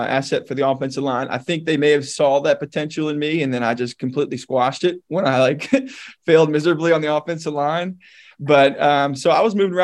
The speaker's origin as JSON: {"language": "English", "town": "Philadelphia", "region": "Pennsylvania", "country": "United States", "also_born_or_lived": "Annapolis, Maryland / Virginia Beach, Virginia", "moved": "yes", "lives_now": "Memphis, United States", "said": "I'm from Philadelphia originally"}